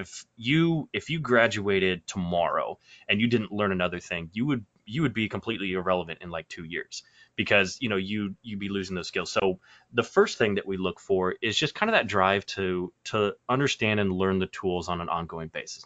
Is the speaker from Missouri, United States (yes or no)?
yes; Kansas City, Missouri, United States; moving back to Kansas City, which is, you know, kind of my hometown